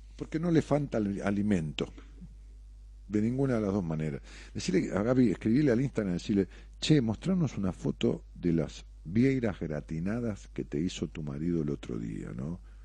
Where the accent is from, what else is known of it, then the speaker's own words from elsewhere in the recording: La Matanza, Buenos Aires, Argentina; mi pueblo, de la, de la matanza